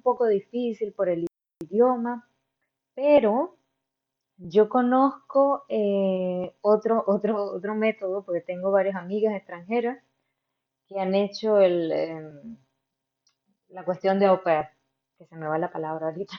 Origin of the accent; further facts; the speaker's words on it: Barinas, Venezuela; moved away as an adult; also born or lived in Mérida, Venezuela / Valencia, Venezuela; now in Hamburg, Germany; De Venezuela yo vengo de Barinas, una ciudad pequeñita al occidente del país